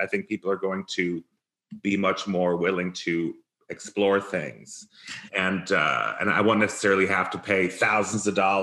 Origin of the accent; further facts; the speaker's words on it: Rochester, New York, United States; also born or lived in Minneapolis / San Francisco; now in Palm Springs, United States; we moved to Rochester when I was 6 years old